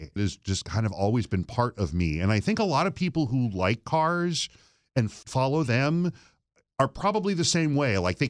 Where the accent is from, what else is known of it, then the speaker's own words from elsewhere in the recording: Flint, Michigan, United States; when you're a kid growing up in Flint, like everybody's got new cars every 2 or 3 years and everybody works in the industry